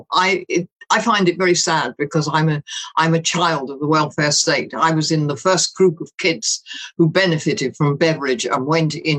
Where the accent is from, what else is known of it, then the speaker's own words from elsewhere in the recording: London, United Kingdom; accent: Cockney; now in Scotland; I come from the East End of London